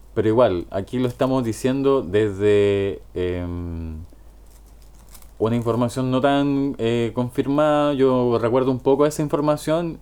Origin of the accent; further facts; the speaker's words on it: Chillán, Ñuble, Chile; moved away; Yo me fui hace 8 años de Chillán, 9 años más o menos. No, más, hace 10 años ya de Chillán. Y volví hace, puta, comienzo de pandemia, marzo de 2020.